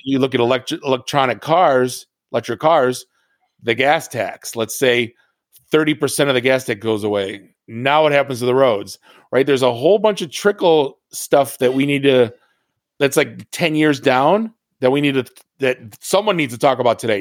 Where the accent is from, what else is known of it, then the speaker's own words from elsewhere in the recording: Detroit, Michigan, United States; also born or lived in Oakland County, Michigan; I'm from Detroit